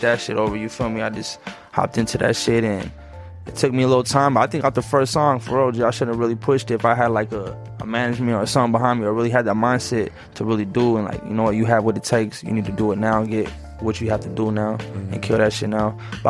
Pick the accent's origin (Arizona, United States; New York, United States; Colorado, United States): Arizona, United States; Phoenix; Oh yeah, I'm from the hood, bro. So right there on 67th and Little Buck, right there in 6900, where Santa Maria is a little hood, everyone knows, man.